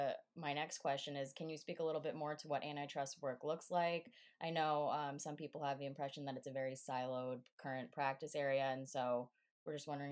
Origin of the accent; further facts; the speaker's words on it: New Jersey, United States; I'm actually from New Jersey as well.